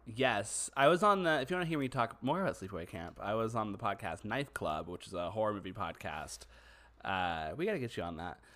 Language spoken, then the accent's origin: English; Southeast Texas, United States; we're from Texas, we're from, specifically Southeast Texas